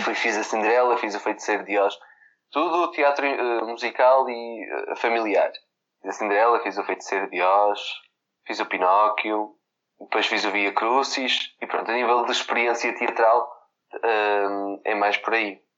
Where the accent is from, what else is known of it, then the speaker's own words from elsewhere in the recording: Vila Nova de Gaia, Norte, Portugal; eu sou de Gaia